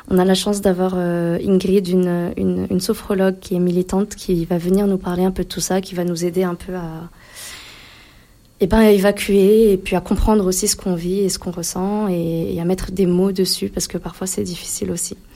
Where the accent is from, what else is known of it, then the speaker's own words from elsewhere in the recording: Grenoble, Auvergne-Rhône-Alpes, France; parce que en tant que Français grenoblois, euh, forcément, quand on, voyage en Palestine